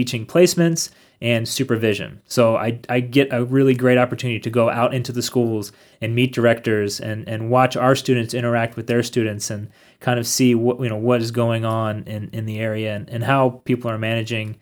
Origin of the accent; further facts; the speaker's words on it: Harrisburg, Pennsylvania, United States; moved away as an adult; also born or lived in Minneapolis, Minnesota; now in Berea, United States; I'm from Harrisburg, Pennsylvania.